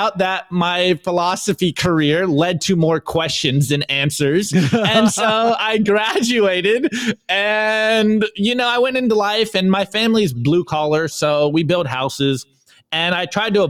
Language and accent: English; California, United States; I'm from California.